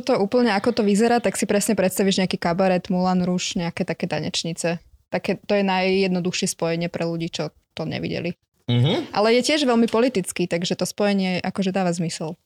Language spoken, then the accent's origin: Slovak; Bratislava, Bratislava Region, Slovakia; z Bratislavy, z Dubravky som